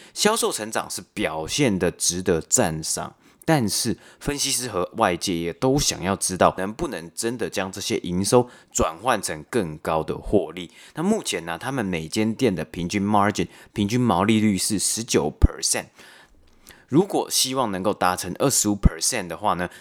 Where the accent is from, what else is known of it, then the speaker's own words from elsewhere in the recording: Taipei, Taiwan; moved away; 我自己从小也是在北投长大